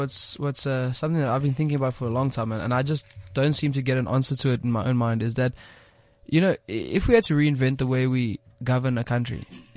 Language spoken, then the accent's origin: English; South Africa; Ideally, we'd like to have a golden thread that keeps us all together, which is being South African, right?